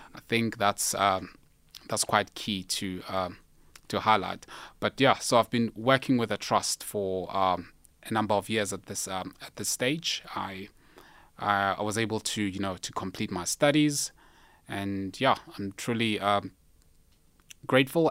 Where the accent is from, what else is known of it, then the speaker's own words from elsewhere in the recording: Limpopo, South Africa; I'm from Limpopo